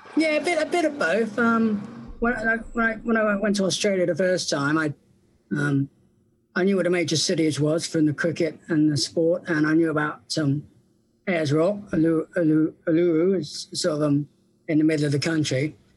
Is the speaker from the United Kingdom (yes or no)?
yes; England, United Kingdom; I'm from England